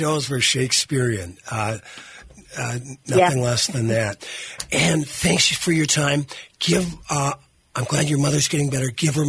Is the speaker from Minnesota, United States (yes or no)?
yes; Virginia, Minnesota, United States; I'm from Virginia, Minnesota.